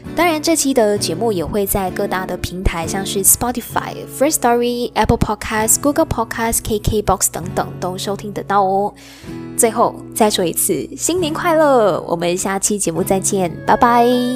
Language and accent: Chinese; George Town, Penang, Malaysia; moved away as an adult; 这也是我从出生以来第一次没有在我的家乡槟城